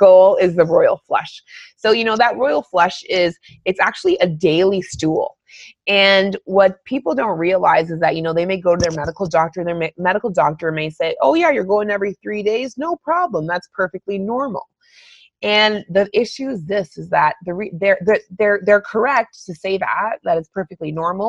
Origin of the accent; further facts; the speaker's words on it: Northern Ontario, Canada; I grew up in Northern Ontario